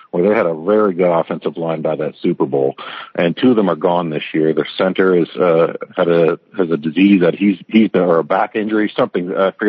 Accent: Windsor, Ontario, Canada; growing up in Windsor

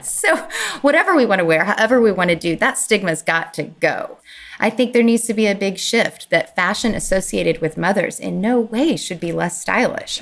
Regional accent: Kentucky, United States; moved away; in my home, the hometown where I grew up in Kentucky, which is a small town

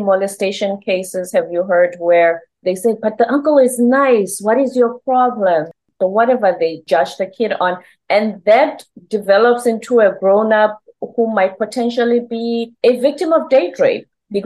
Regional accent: South Africa; now in United States; I'm South African. When I came to America

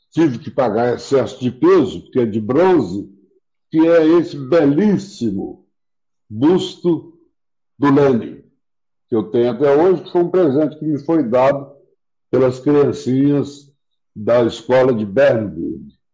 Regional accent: Brazil; eu sou brasileiro

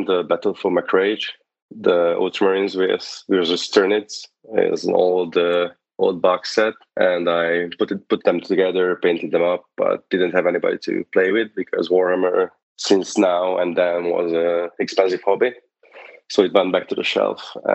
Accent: Hungary; moved away as an adult; now in United States; I'm here from Hungary

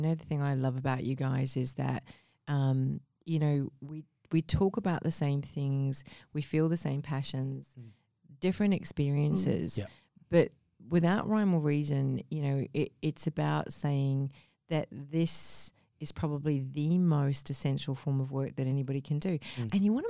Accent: Mumbai, Maharashtra, India; born there; I mean, I was born in Mumbai, India.

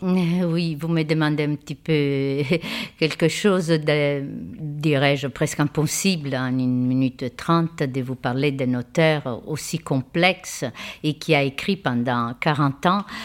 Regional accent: Italy; now in France; je suis italienne

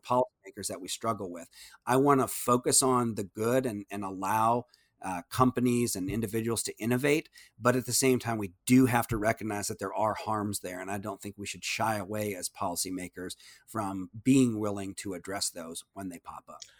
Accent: Iowa, United States; moved away as an adult; now in Austin, United States; we were able to raise our kids, uh, in, in my hometown.

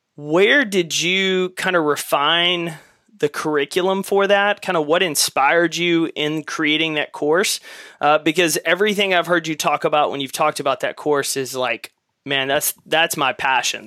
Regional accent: East Texas, United States; we grew up in East Texas.

